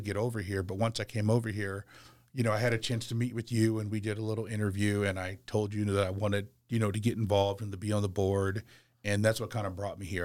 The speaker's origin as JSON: {"language": "English", "town": "Portland", "region": "Oregon", "country": "United States", "also_born_or_lived": "Milwaukie, Oregon", "moved": "as an adult", "lives_now": "Charlotte, United States", "said": "I'm originally from the West Coast, I'm originally from Portland, Oregon"}